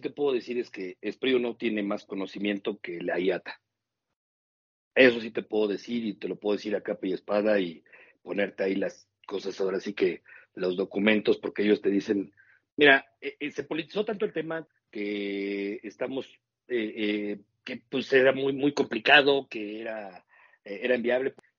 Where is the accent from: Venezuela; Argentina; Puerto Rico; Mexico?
Mexico; also born or lived in Toluca